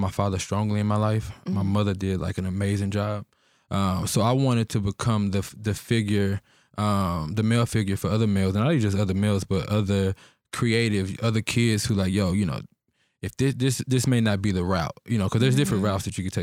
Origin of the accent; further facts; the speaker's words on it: Pittsburgh, Texas, United States; So I'm originally from Pittsburgh, Texas